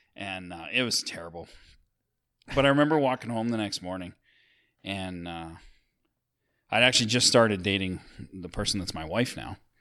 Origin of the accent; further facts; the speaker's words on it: Sylvan Lake, Alberta, Canada; we grew up in Sylvan Lake